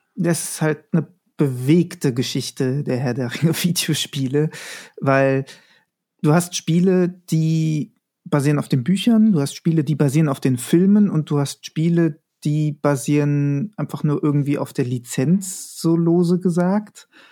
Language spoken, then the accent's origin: German; Frankfurt am Main, Hesse, Germany; bin gebürtig aus Frankfurt am Main